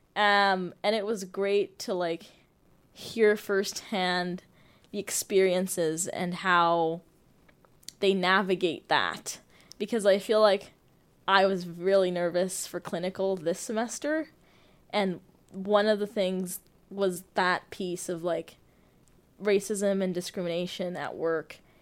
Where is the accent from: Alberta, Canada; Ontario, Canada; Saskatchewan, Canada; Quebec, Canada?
Ontario, Canada; Toronto; moved away as an adult; also born or lived in Uganda / Ottawa; now in Abbotsford, Canada; I was born in Uganda, grew up in Toronto most of my life.